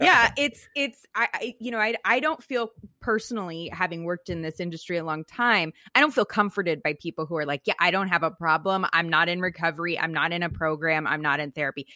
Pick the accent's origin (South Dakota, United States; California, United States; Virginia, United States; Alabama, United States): California, United States; Silicon Valley, Bay Area; I grew up in Silicon Valley